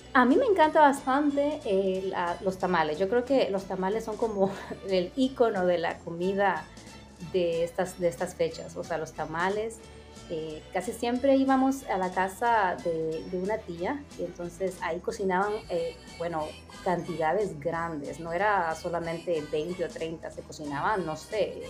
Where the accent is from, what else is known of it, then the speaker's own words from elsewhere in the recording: La Lima, Cortés, Honduras; moved away as an adult; now in New York, United States; yo nací en La Lima y me crié en La Lima